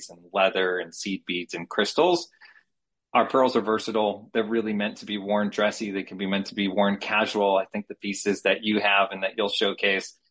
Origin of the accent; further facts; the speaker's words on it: Connecticut, United States; moved away as an adult; now in San Diego, United States; I'm born and raised on the East Coast in Connecticut, moved out to San Diego after graduate school in 2001